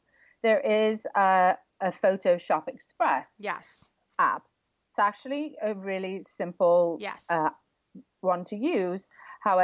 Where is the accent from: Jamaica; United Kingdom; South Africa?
United Kingdom; England; I'm English